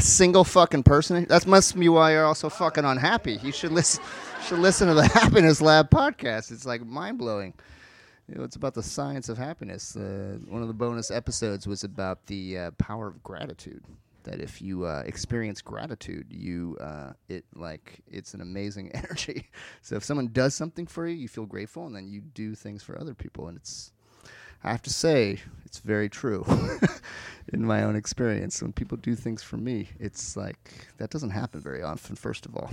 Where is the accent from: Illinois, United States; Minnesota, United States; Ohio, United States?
Ohio, United States; Cleveland; I'm from Cleveland